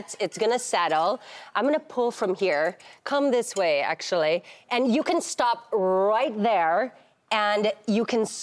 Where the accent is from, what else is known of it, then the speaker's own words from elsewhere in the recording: Philippines; I grew up in the Philippines